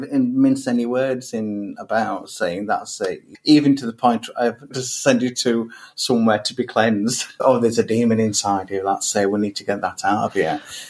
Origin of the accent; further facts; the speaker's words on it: Pakistan; So, yeah, I am gay. I am Pakistani. I'm Muslim.